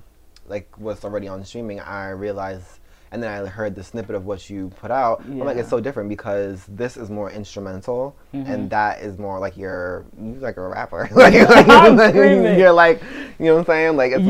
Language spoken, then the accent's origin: English; New York, United States; because as a New Yorker, like, you know, you do, and you're doing your research on what, you know what I'm saying?